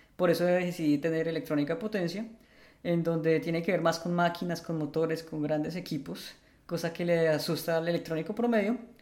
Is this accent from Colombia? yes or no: yes; Bogotá, Colombia; moved away as an adult; now in Netherlands; soy un bogotano de 34 años, ingeniero electrónico